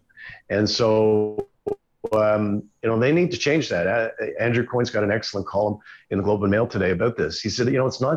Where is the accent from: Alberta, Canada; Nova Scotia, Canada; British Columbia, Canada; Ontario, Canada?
Alberta, Canada; Calgary; I say this as an Albertan, you know, I grew up in Calgary, went to high school in Calgary